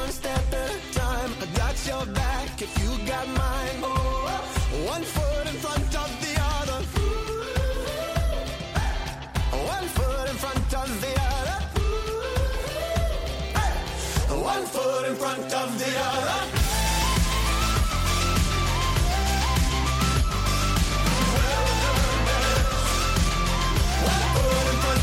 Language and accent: English; United States; being an American